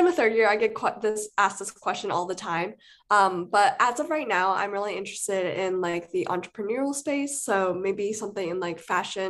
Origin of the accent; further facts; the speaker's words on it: Seattle, Washington, United States; moved away as an adult; now in Los Angeles, United States; I'm actually an out-of-state student, so I'm from Seattle, Washington.